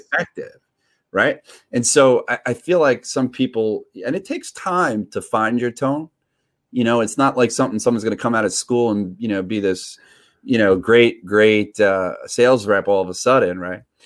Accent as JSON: {"language": "English", "region": "New York", "country": "United States", "also_born_or_lived": "Redondo Beach", "said": "I'm from New York."}